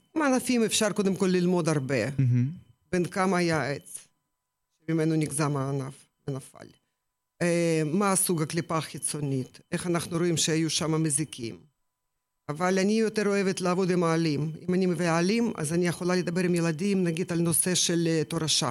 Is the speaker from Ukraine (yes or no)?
yes; Ukraine; Hebrew is a second language; moved away as an adult; now in Israel; האזור ממנו באתי, מאוקראינה, גם mm-hmm. לא רחוק מהים השחור. כל mm-hmm. החיים שלי, כל, כל הילדות שלי רשם שם